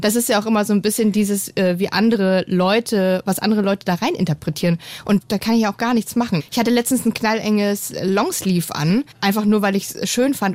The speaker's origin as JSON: {"language": "German", "region": "East Germany", "country": "Germany", "tie": "born or raised there", "said": "Ich bin im Osten geboren"}